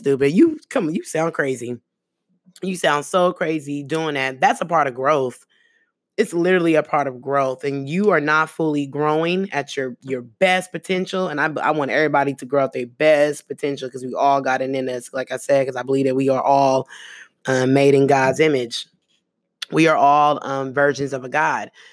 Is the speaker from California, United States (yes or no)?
yes; the Bay Area, California, United States; first language American Sign Language; English is a second language; I got partners that, that I grew up with in the Bay, um, out there in the town